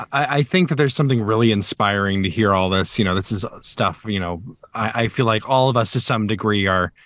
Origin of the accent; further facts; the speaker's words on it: Alabama, United States; now in Chicago, United States; I'm originally from Alabama, and the opera scene in Alabama is not the same as it is in Chicago.